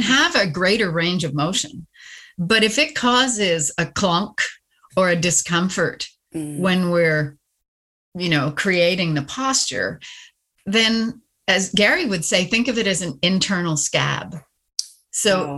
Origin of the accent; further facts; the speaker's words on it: Canada; moved away; my husband retired and I'm Canadian. So we repatriated back to Canada